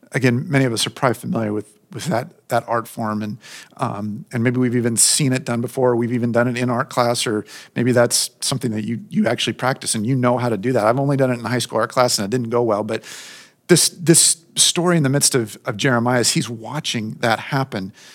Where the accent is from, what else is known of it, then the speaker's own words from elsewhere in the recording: Southern California, United States; I grew up in Southern California.